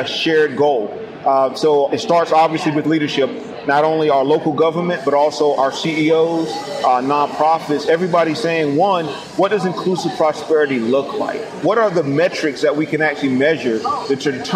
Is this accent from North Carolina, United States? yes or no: yes; New Bern, North Carolina, United States; also born or lived in Raleigh, North Carolina; I was born in New Bern, which is a small rural community